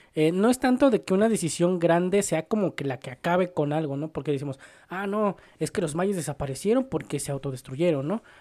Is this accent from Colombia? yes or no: no; Mexico; Yo soy más mexicano que el nopal